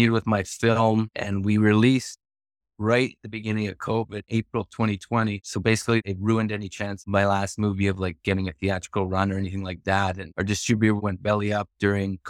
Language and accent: English; Edmonton, Alberta, Canada; moved away as an adult; now in Vancouver, Canada; I was actually born and raised in Edmonton